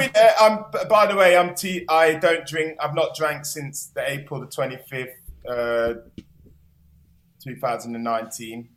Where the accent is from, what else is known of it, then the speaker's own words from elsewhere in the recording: Nottingham, East Midlands, United Kingdom; I am from Nottingham